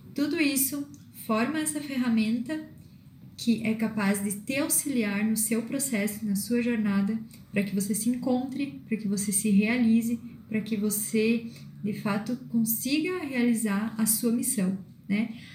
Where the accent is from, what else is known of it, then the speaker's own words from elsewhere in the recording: Viadutos, Rio Grande do Sul, Brazil; now in Erechim, Brazil; sou natural de Viadutos uma cidade pequena é, aqui no norte do Rio Grande do Sul